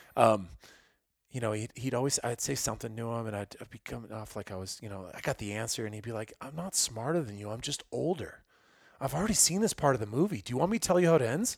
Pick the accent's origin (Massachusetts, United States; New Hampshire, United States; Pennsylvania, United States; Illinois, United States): Illinois, United States; moved away; I grew up in Illinois